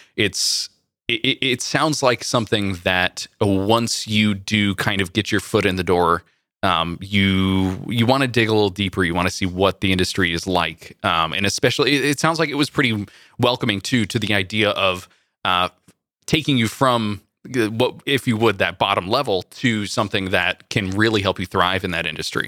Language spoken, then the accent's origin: English; Central Valley, California, United States; growing up in the Central Valley